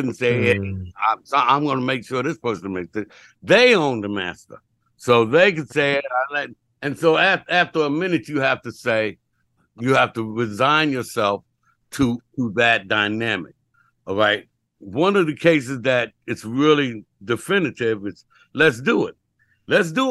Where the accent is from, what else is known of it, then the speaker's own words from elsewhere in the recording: New York City, New York, United States; we're from uptown. We're from Harlem